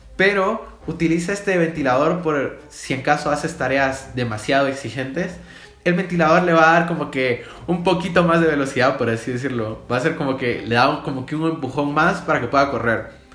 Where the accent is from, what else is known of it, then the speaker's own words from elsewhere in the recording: Guatemala; yo soy de Guatemala